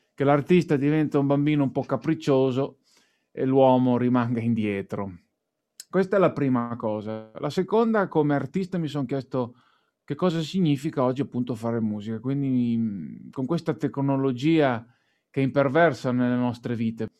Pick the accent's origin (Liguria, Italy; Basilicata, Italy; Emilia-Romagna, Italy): Emilia-Romagna, Italy; io da buon Emiliano Romagnolo